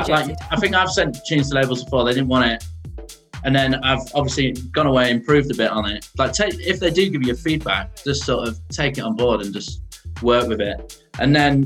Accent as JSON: {"language": "English", "area": "Lincolnshire", "region": "East Midlands", "country": "United Kingdom", "also_born_or_lived": "Bristol", "moved": "yes", "said": "I'm from Lincolnshire, and that's like a Yellow Belly"}